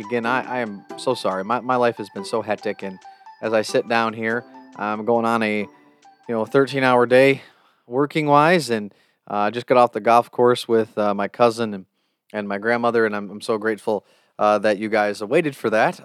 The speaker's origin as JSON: {"language": "English", "country": "United States", "said": "I can only speak as an American"}